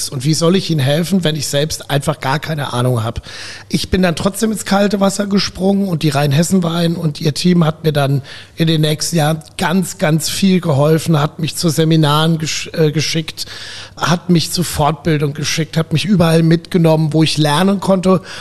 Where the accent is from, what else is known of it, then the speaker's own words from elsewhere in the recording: Rhineland-Palatinate, Germany; also born or lived in Ruhr area; Ja, also geboren bin ich im Ruhrgebiet.